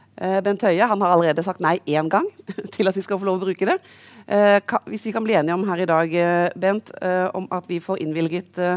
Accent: Karmøy, Rogaland, Norway; now in Oslo, Norway; der hvor jeg egentlig kommer fra, utenfor Haugesund

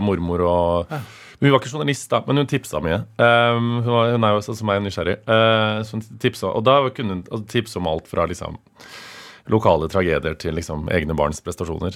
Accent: Stjørdal, Trøndelag, Norway; now in Oslo, Norway; når jeg er hjemme på Stjørdal

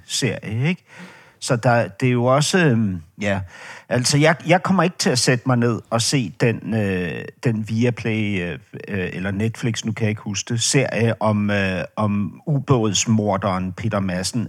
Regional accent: Denmark

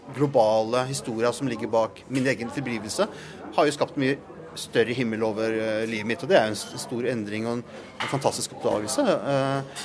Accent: Langesund, Telemark, Norway; jeg er jo fra Langsund

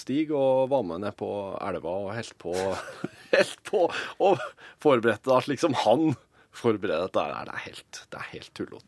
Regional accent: Røros, Trøndelag, Norway; Jeg er fra Røros

